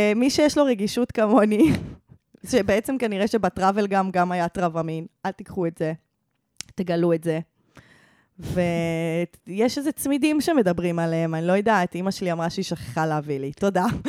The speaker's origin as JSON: {"language": "Hebrew", "town": "Givatayim", "region": "Tel Aviv District", "country": "Israel", "tie": "born or raised there", "said": "שגדלתי בגבעתיים"}